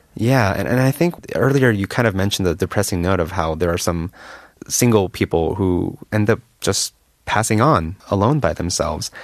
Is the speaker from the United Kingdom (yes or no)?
no; United States; moved away as an adult; now in Korea; I, as an American